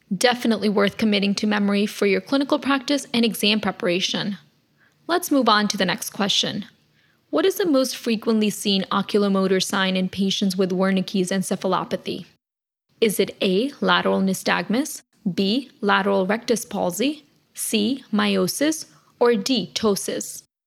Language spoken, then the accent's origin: English; New Jersey, United States; my home state, New Jersey